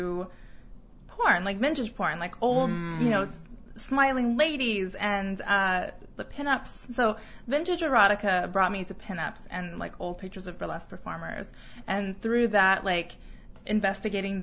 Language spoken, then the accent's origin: English; Arizona, United States; moved away as an adult; also born or lived in Taiwan; now in Seattle, United States; I grew up in Arizona